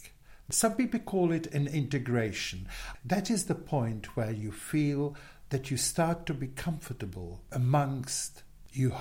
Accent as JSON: {"language": "English", "country": "Czechia", "tie": "born or raised there", "also_born_or_lived": "Switzerland / Zagreb, Croatia", "second_language": "English", "moved": "yes", "lives_now": "London, United Kingdom", "said": "I'm Czech, Bohemian, in true sense of the word, and I was born in Czechoslovakia, right on the northern border of Czechoslovakia"}